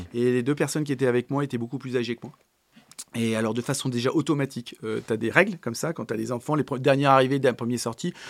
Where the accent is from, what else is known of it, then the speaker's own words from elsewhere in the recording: Paris, Île-de-France, France; also born or lived in Boulogne-Billancourt; je suis parisien. Alors, je suis né à Boulogne-Billancourt. Euh, j'ai grandi à Paris, puis en très proche banlieue parisienne